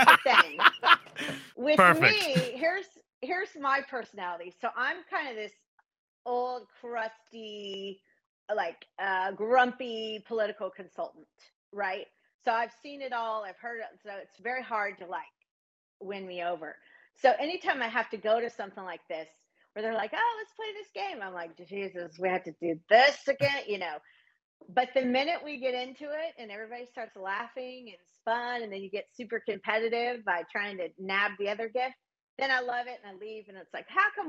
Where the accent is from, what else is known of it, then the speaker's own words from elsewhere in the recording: Oklahoma, United States; now in New York City, United States; growing up in Oklahoma